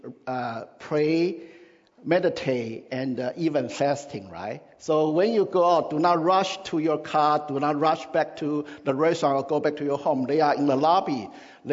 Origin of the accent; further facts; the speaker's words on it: Taiwan; moved away; in my country, where I grew up in Taiwan